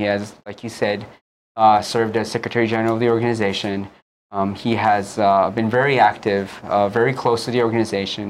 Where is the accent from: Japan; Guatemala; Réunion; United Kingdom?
Japan; now in Hawaii, United States; I was born and raised in Japan